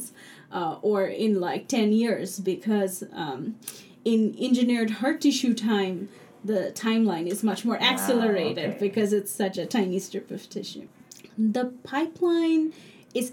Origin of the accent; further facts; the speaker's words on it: Dhaka, Dhaka Division, Bangladesh; English is a second language; moved away as an adult; also born or lived in New York; now in United States; I grew up in Dhaka, and I went to a very good school called Sunnydale